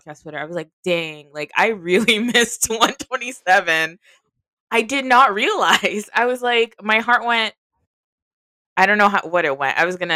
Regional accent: United States; for us as Americans

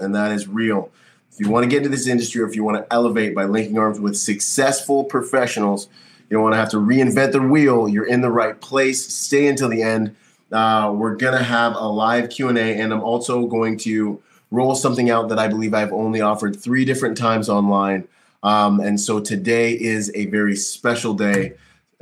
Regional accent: Bahamas; also born or lived in Florida; now in California, United States; I'm from the Bahamas

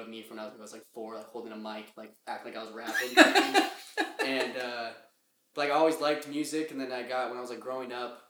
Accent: Inland Empire, Southern California, United States; moved away as an adult; now in Chicago, United States; I grew up in Southern California, like Inland

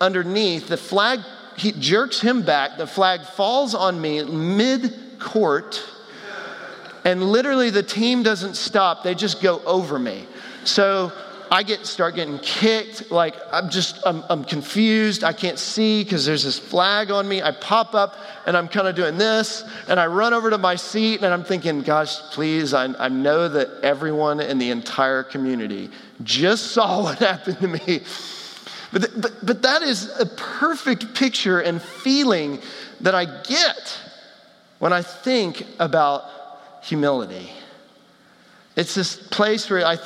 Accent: Texas, United States; I grew up in Texas

